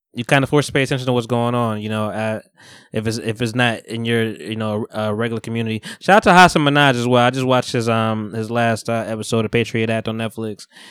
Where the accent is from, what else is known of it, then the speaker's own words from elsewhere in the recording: Bogota, New Jersey, United States; moved away; I'm from Bogota originally, you know, North Jersey